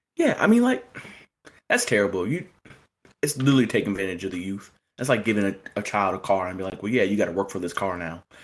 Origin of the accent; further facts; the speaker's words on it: Indiana, United States; I'm from Indiana